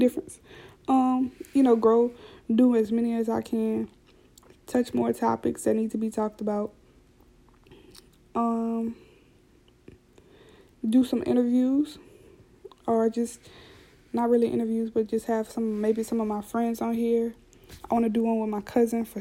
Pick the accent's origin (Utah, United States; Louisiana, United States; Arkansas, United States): Louisiana, United States; South; I already talk fast because I'm from South Louisiana